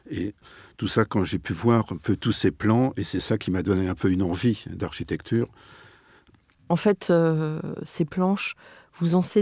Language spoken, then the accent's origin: French; Nantes, Pays de la Loire, France; Je suis nantais.